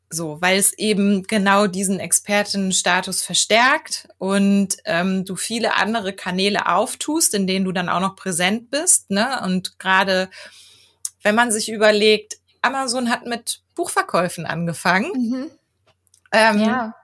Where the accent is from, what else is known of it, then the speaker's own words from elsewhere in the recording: Germany; ich bin in Deutschland geboren